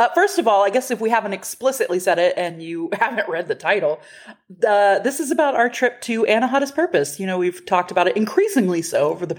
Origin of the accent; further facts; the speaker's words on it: Texas, United States; we're from Texas, and we have been other places.